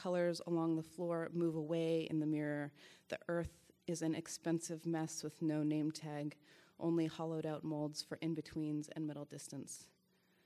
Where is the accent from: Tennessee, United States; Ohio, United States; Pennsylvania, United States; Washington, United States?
Washington, United States; I'm from Washington State